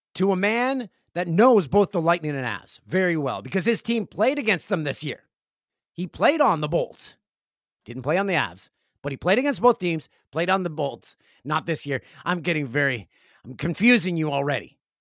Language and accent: English; Peterborough, Ontario, Canada; moved away; Peterborough, Ontario, my hometown